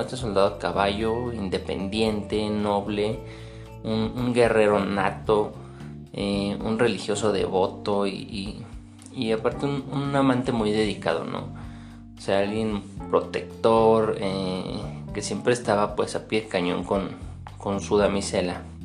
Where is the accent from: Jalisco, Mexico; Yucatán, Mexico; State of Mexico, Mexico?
State of Mexico, Mexico; yo soy de México, más específicamente del Estado de México